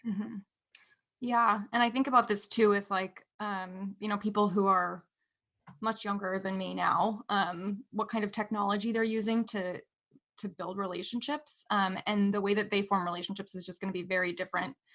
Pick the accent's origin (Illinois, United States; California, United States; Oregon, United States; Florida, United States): California, United States; Bay Area; I grew up in the Bay Area, California